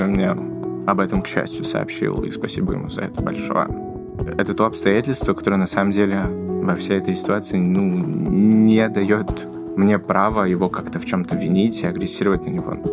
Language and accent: Russian; Novosibirsk, Novosibirsk Oblast, Russia; И на школе первый день рассказываю о том, что я из Новосибирска, и кроме того, что я студент-медик, я еще тут с ВИД живу.